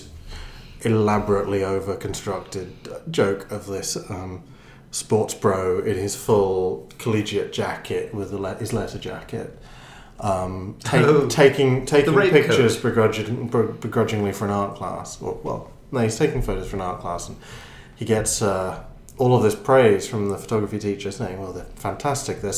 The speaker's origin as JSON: {"language": "English", "region": "Northern Ireland", "country": "United Kingdom", "tie": "born or raised there", "said": "I'm from Northern Ireland"}